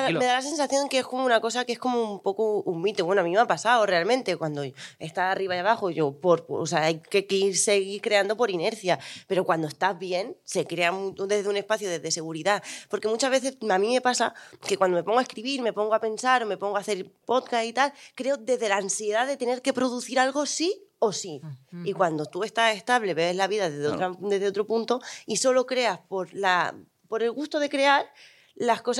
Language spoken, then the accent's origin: Spanish; Region of Murcia, Spain; soy de Murcia